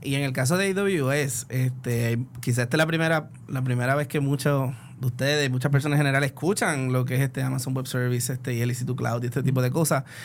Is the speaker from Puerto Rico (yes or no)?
yes; Puerto Rico; como buen puertorriqueño